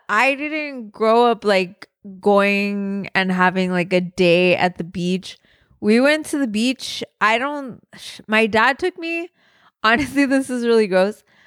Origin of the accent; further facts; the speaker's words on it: Southern California, United States; I grew up in Southern California